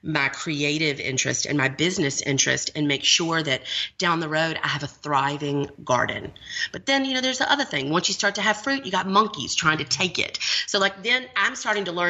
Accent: Montgomery, Alabama, United States; I was raised in the South. I was raised in Montgomery, Alabama

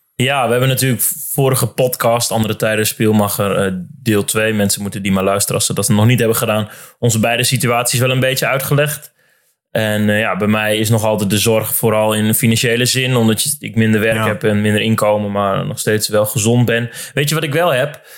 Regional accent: Drenthe, Netherlands; Ik kom dus bijvoorbeeld zelf uit Drenthe

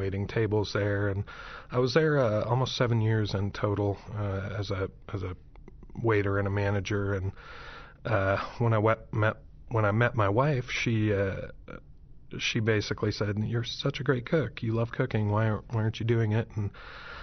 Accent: Stevensville, Montana, United States; moved away as an adult; also born or lived in Missoula, Montana; now in Little Rock, United States; I was born in Missoula, Montana. Grew up just south of there in a small town of about 2,800 people in Stevensville

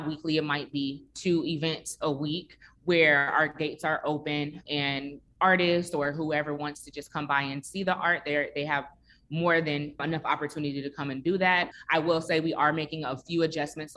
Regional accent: Chicago, Illinois, United States; now in Atlanta, United States; I am originally from Chicago, and I grew up very, very close to my neighbors in my neighborhood as well

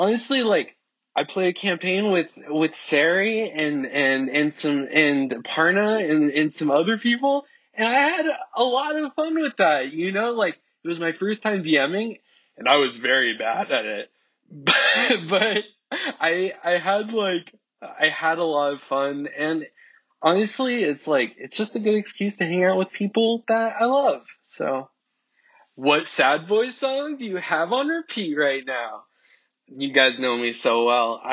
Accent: near Los Angeles, California, United States; I grew up in California, like right by LA. So I'm born and raised, homegrown, baby

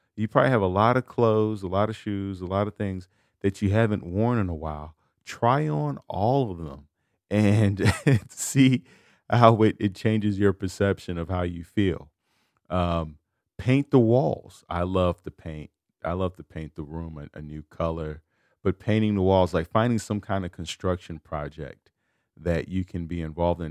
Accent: United States; I was born in America

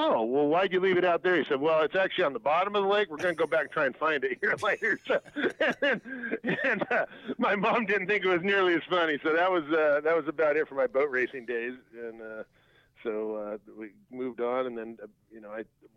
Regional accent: Southern California, United States; growing up in Southern California

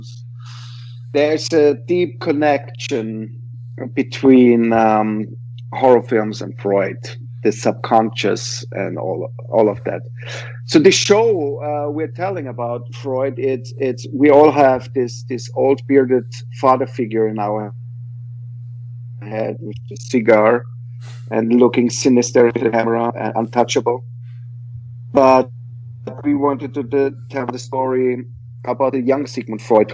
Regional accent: Vienna, Austria; I am from Vienna

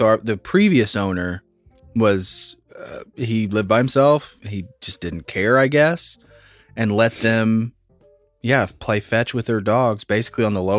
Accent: Midwest, United States; Is that us because we're from the Midwest and it is normal?

